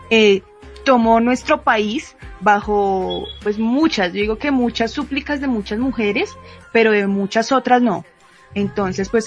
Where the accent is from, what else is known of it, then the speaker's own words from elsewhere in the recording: Colombia; pues somos de Colombia.